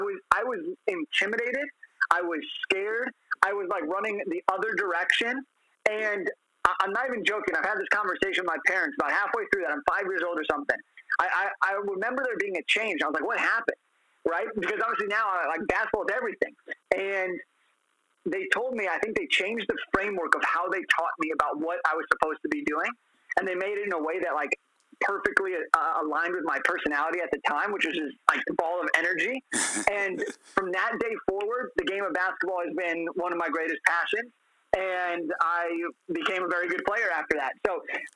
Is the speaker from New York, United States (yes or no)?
no; Los Angeles, California, United States; I'm from Los Angeles, and we have a room in the house I grew up in called the Laker room